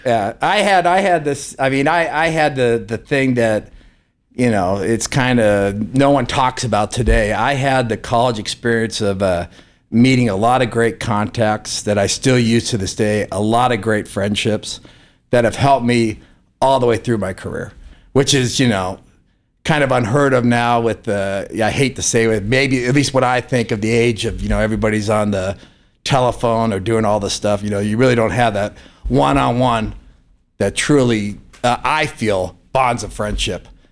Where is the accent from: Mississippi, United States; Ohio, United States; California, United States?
California, United States; Palo Alto; now in Reno, United States; I grew up in Palo Alto, California